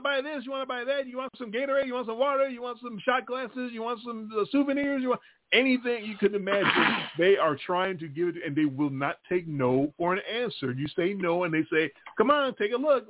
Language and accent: English; Chicago, Illinois, United States; I'm from Chicago